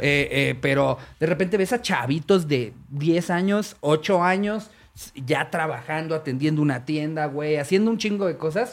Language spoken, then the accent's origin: Spanish; Mexico; yo como mexicano